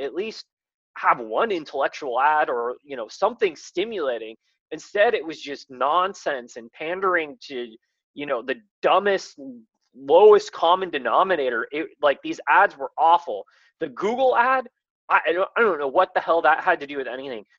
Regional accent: the Bay Area, California, United States; I grew up in the Bay

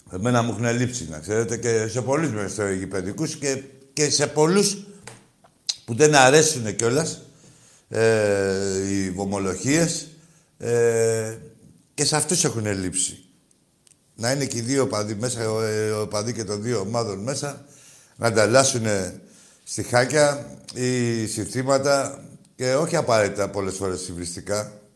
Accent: Piraeus, Attica, Greece; μεγάλωσα στην Αγία Σοφιά, έτσι στα μανιάτικα

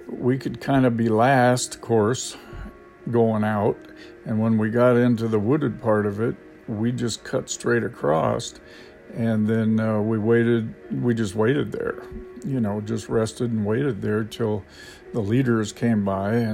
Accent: United States; now in Thailand; I have gotten much, much more patient than I used to be when I first got here because I came from America where everything is fast and time is money

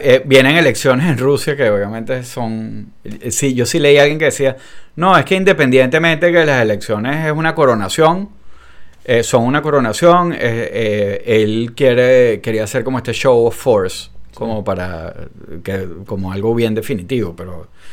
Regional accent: Venezuela; a nosotros en Venezuela

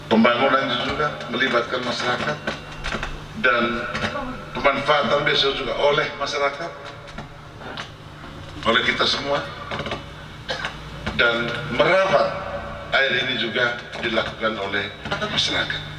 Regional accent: East Nusa Tenggara, Indonesia; kita orang Manggarai selalu ngomong gini

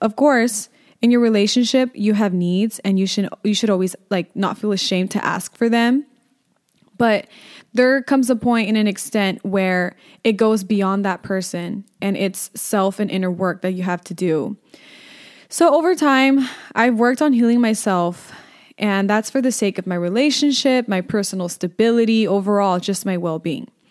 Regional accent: Inland Empire, California, United States; I'm from the Inland Empire

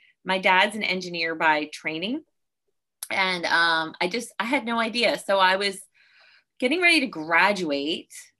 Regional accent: Virginia, United States; I grew up in Virginia

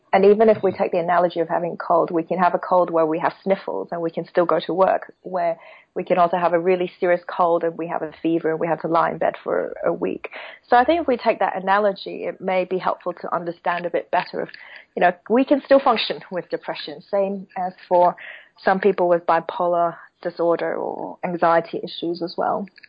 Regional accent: Hong Kong; now in Beijing, China; I am originally from Hong Kong as well

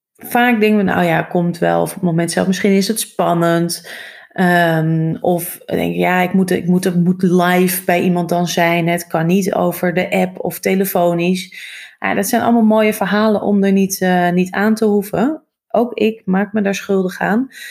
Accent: Hoorn, North Holland, Netherlands; moved away as an adult; also born or lived in Amsterdam; ik ben opgegroeid in Horen, Noord-Holland

